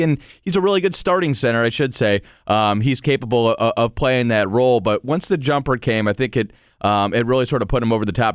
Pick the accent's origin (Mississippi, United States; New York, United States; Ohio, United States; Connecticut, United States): Ohio, United States; Cleveland; moved away; I'm from Cleveland originally